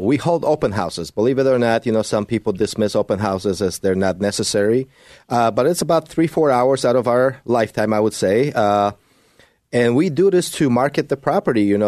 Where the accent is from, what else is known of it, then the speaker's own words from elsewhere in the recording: Poland; moved away; I speak Polish. Mówię po polsku. I was born in Poland.